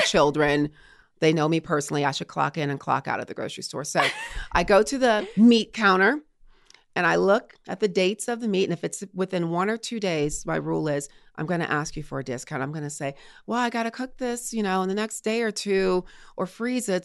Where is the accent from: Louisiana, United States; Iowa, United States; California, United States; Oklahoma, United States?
Louisiana, United States; Baton Rouge; moved away as an adult; also born or lived in Morgan City, Louisiana / Colorado Springs, Colorado / Richmond, Virginia; I'm from Baton Rouge, Louisiana, Southern girl